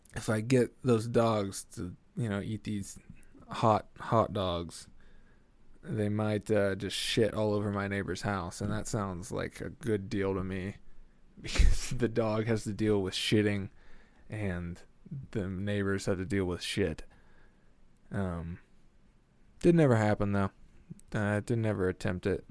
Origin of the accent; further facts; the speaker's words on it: Delaware County, Oklahoma, United States; Delaware County, which is where I grew up in Oklahoma